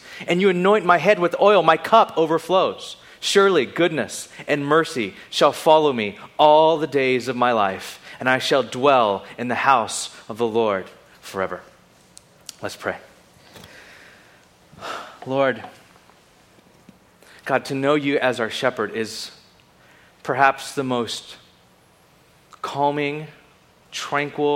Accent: Bakersfield, California, United States; also born or lived in Carpinteria / Ventura

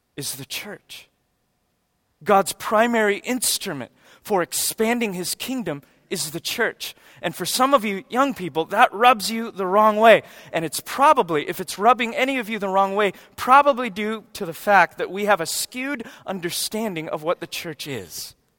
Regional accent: United States; We're American Christians

